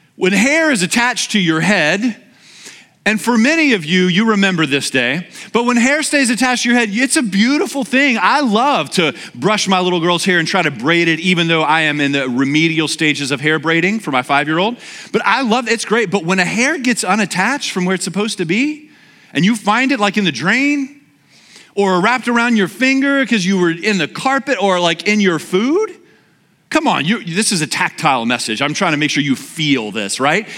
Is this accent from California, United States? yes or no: no; Louisiana, United States; moved away; I'm from Louisiana where we call roadkill like lunch